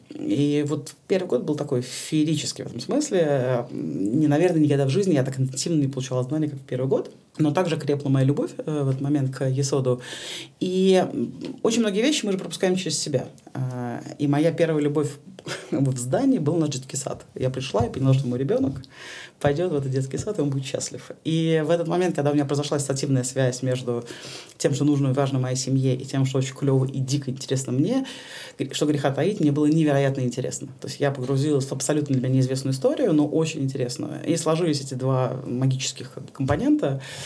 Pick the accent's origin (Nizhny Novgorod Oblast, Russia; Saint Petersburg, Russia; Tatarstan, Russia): Saint Petersburg, Russia; я петербурженка